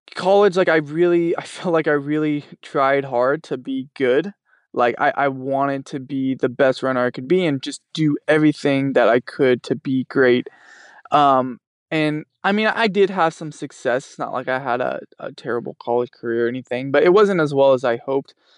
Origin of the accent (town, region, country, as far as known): Fresno, California, United States; born or raised there